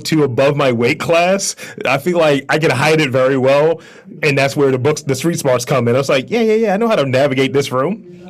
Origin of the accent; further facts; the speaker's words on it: Baltimore, Maryland, United States; East Baltimore.